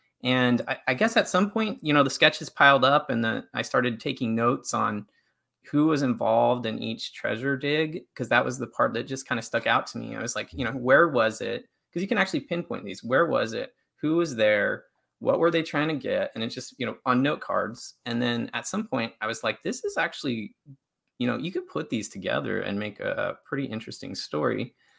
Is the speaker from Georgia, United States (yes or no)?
yes; Atlanta, Georgia, United States; I'm from Atlanta and I had to transport that in my suitcase.